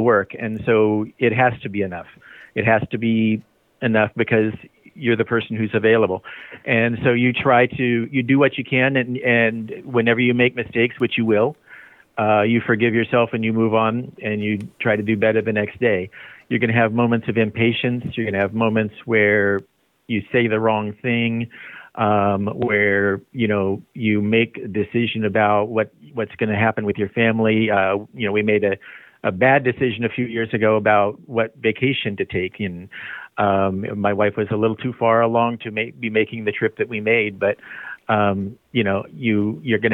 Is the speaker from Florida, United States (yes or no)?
no; Visalia, California, United States; also born or lived in Bay Area, California / Porterville, California; I grew up in the Visalia area.